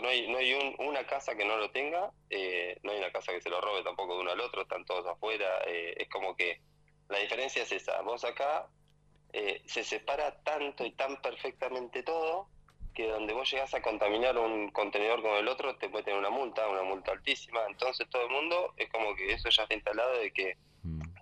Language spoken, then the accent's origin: Spanish; Tolosa, Buenos Aires, Argentina; moved away as an adult; now in Adelaide, Australia; nací, me crié en Tolosa y en 2, y 521